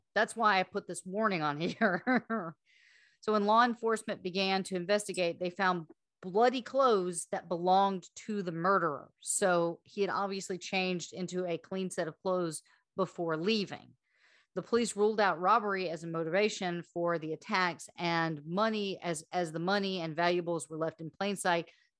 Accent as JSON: {"language": "English", "town": "Slidell", "region": "Louisiana", "country": "United States", "said": "I'm from Slidell, and so I actually went with Nolens. And for those who don't know, I'm Cajun, proud of it."}